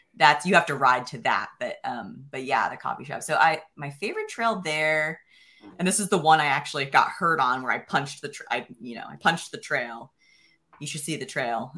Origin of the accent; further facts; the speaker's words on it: Pennsylvania, United States; moved away as an adult; also born or lived in central New York / Idaho; now in Bentonville, United States; I grew up in Pencil, Pennsylvania